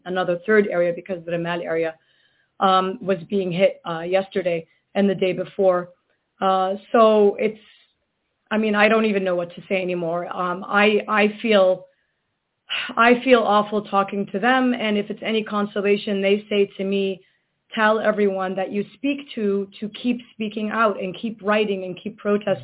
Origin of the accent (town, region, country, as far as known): Gaza, Gaza Strip, Palestine; now in United States